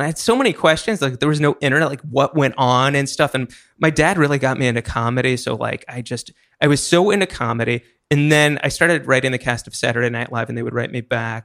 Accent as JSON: {"language": "English", "town": "Hershey", "region": "Pennsylvania", "country": "United States", "tie": "born or raised there", "moved": "as an adult", "lives_now": "New York, United States", "said": "I moved here when I was eighteen. Before then, I was in Hershey, Pennsylvania, where they make chocolate."}